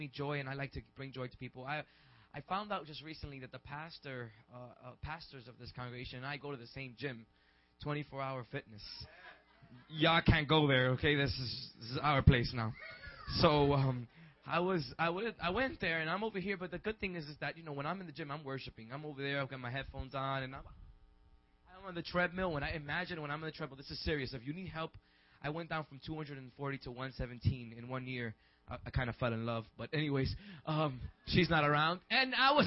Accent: New York City, New York, United States; I was raised in the Boogie Down Bronx and in Harlem

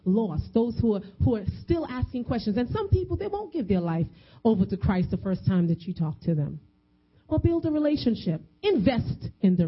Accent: New York, United States; I'm a Caucasian woman walking the streets and I'm from New York

